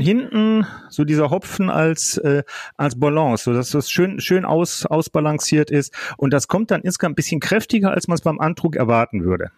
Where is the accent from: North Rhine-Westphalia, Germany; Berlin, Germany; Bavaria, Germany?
North Rhine-Westphalia, Germany; Duisburg; die Gegend, wo ich groß geworden bin im weitesten Sinne, und zwar die Friemersheimer Rheinauen